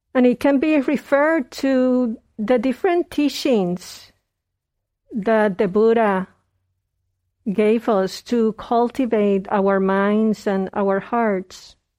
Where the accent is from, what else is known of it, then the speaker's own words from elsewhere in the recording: Puerto Rico; moved away; I was born in Puerto Rico